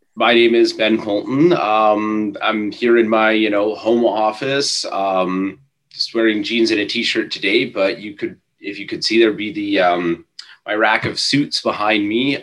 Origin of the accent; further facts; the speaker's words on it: Ontario, Canada; I'm from Ontario